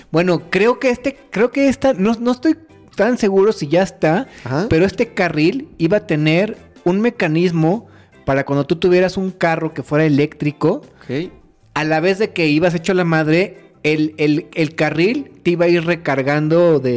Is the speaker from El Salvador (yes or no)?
no; Mexico; Así somos los mexicanos